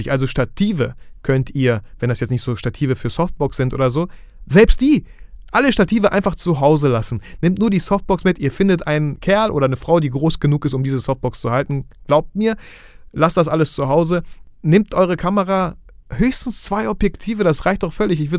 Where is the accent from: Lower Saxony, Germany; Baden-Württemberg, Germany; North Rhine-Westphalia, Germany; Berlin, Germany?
North Rhine-Westphalia, Germany; Bielefeld; Schaut einfach in Facebook-Gruppen rein, ich komme aus Bielefeld.